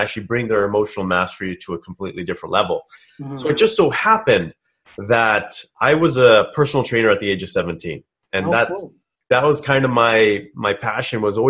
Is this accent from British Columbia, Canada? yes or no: yes; Kelowna, British Columbia, Canada; I'm from British Columbia myself. I grew up in a small town called Kelowna